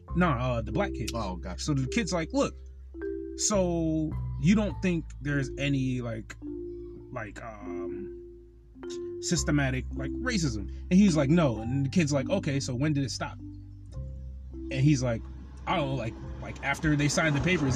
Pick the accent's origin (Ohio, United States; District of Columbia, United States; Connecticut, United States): Connecticut, United States; I'm from Connecticut.